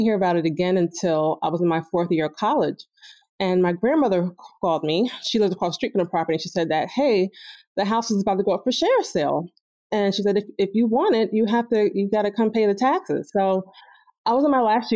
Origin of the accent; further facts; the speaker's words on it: New Jersey, United States; moved away as an adult; now in Philadelphia, United States; I'm actually from New Jersey, South Jersey, and I started working in Philly, which is why I moved here